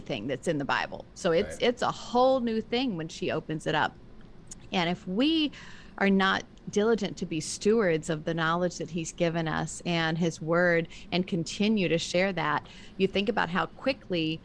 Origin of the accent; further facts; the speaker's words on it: the South, United States; now in Northeast, United States; I grew up in the South too, so that makes a difference